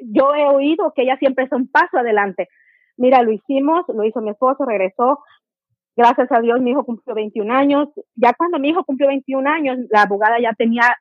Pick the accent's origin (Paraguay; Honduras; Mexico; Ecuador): Ecuador; Soy de Ecuador y quisiera saber en qué fecha van las peticiones de ciudadanos